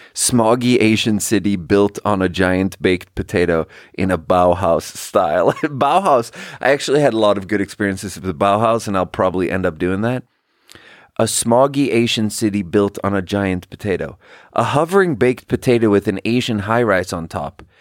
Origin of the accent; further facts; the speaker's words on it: Sweden; English is a second language; now in United States; I'm from Sweden, too.